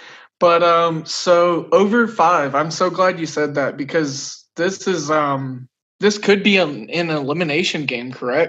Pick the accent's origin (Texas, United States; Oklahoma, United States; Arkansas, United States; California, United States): Oklahoma, United States; I'm from Oklahoma